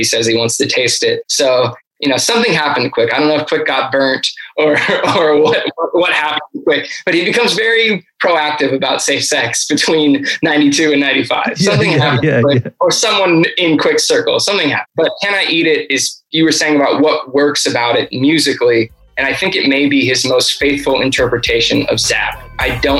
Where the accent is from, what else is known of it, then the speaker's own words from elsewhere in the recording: Los Angeles, California, United States; growing up in Los Angeles